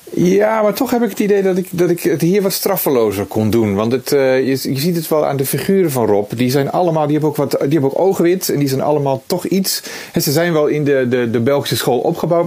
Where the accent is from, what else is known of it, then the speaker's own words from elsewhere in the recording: Netherlands; als Nederlander